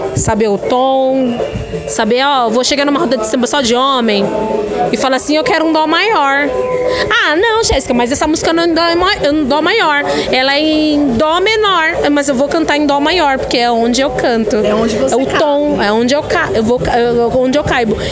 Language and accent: Portuguese; Diadema, São Paulo, Brazil; eu sou de São Paulo, sou de Diadema